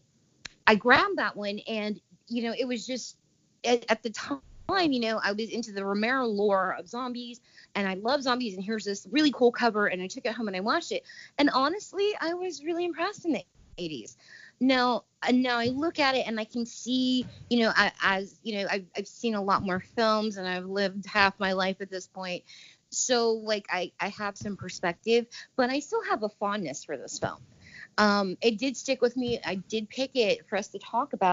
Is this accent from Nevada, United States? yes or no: no; Indianapolis, Indiana, United States; growing up in Indy, you know, there was these mom and pop video stores. My mom worked for a chain. I think there was four of them for like one on each side of town of Indy. And, you know, we were on the west side.